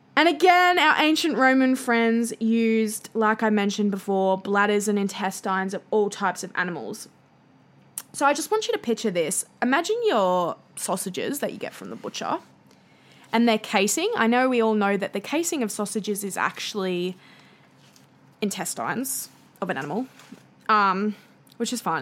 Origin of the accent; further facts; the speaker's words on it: Australia; accent: bogan Australian; my bogan Australian accent